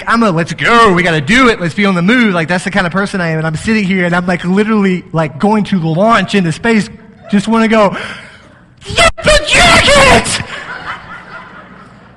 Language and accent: English; Texas, United States; moved away; I'm from Texas